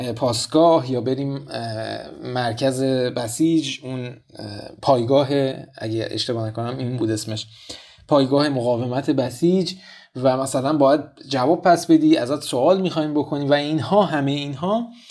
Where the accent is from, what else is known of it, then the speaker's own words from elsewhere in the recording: Tehran, Tehran Province, Iran; من توی منطقه هفت تهران بزرگ شدم